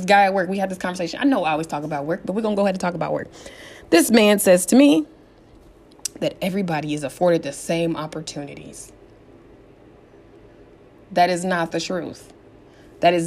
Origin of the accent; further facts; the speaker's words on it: San Diego, California, United States; growing up in San Diego